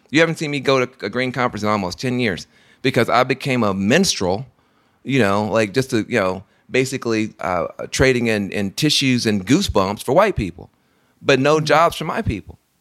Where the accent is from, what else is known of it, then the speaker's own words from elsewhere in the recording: Tennessee, United States; I'm from Tennessee